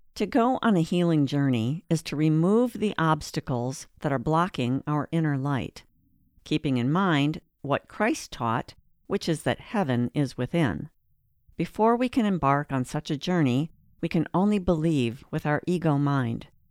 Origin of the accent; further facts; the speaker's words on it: northern Wisconsin, United States; moved away as an adult; also born or lived in Atlanta; I was raised in the Lutheran faith in a small city in northern Wisconsin